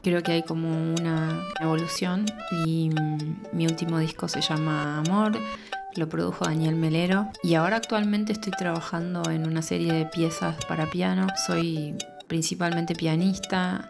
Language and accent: Spanish; Norberto de la Riestra, Buenos Aires Province, Argentina; now in Buenos Aires, Argentina; soy oriunda de Norberto de la Riestra, partido de 25 de mayo, provincia de Buenos Aires. Pasé mi infancia en ese pueblito